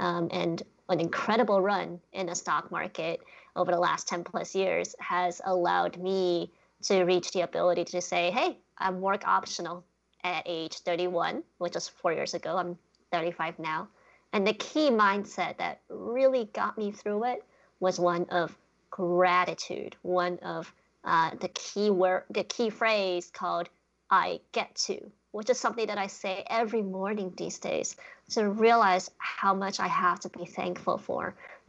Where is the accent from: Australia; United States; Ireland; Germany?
United States; Boston, Massachusetts; also born or lived in China / Switzerland / Netherlands; I was born in China, and I actually grew up in my childhood in various countries, including Switzerland, the Netherlands, before landing in Boston, Massachusetts, when I was 10 years old, and basically grew up in Boston for the rest of my life.